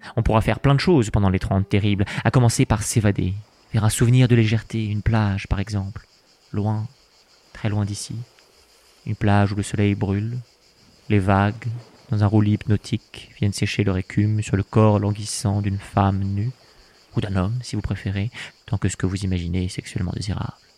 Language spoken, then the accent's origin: French; France; quand on est français